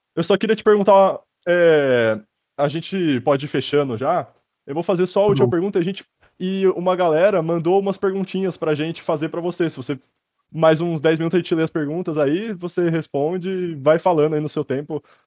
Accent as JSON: {"language": "Portuguese", "town": "Sorocaba", "region": "São Paulo", "country": "Brazil", "said": "Eu sou de Sorocaba, eu tô aqui agora"}